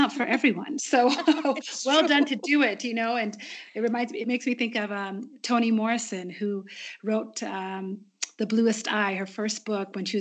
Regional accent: Kenya; as a Kenyan resident and an East African

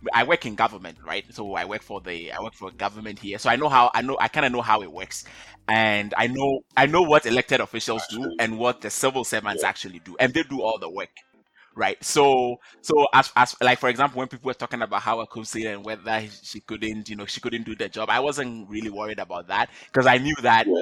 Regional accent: Ghana; now in Canada; I'm originally from Ghana. Um, I currently I live in Canada

